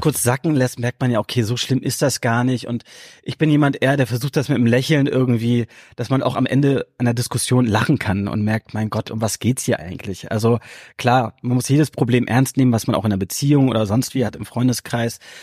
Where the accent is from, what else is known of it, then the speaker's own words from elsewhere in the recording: Hamburg, Germany; ich bin hier aufgewachsen in Hamburg